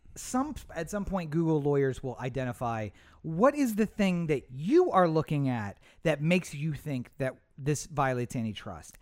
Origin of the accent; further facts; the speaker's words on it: Eastern Shore, Maryland, United States; I grew up on the Eastern Shore